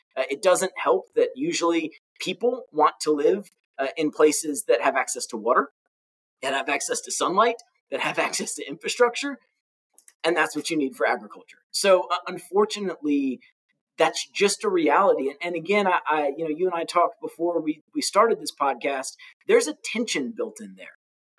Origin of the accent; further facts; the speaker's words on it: Orlando, Florida, United States; And again, I grew up in Orlando. In my teens, I was in Orlando. I was an Army brat and then retired to where my family was from in Florida. I lived in Orlando.